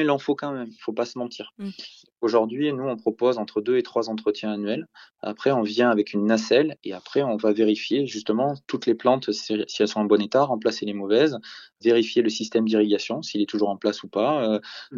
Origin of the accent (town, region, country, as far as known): Bordeaux, Nouvelle-Aquitaine, France